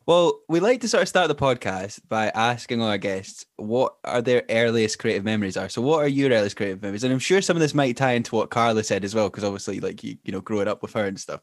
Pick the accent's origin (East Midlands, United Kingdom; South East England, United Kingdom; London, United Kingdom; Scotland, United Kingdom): Scotland, United Kingdom; Glenrothes; also born or lived in Edinburgh; recording this episode from my hometown of Glenrothes